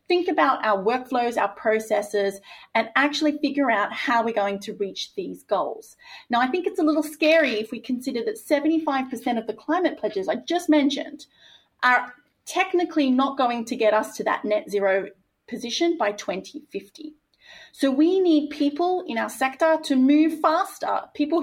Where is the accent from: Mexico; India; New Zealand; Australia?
Australia; my home country of Australia